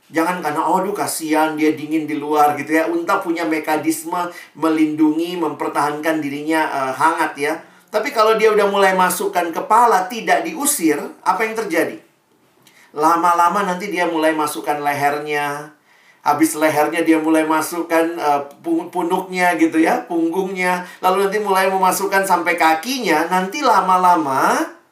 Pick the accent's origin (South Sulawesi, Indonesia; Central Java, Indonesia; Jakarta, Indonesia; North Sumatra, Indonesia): South Sulawesi, Indonesia; Makassar; Ya, saya juga orang Indonesia Timur ya. Papa saya Ambon, mama saya Manado, saya lahir besar di Makassar.